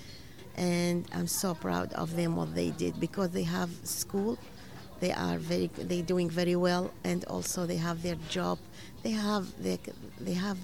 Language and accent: English; Iraq; English is a second language; moved away as an adult; now in Buffalo, United States; I'm from Iraq. I have been here 5 years in U.S.